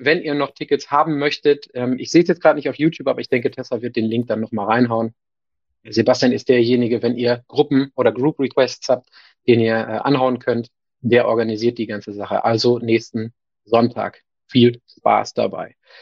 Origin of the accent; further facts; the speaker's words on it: Northern Germany, Germany; Für mich als Norddeutscher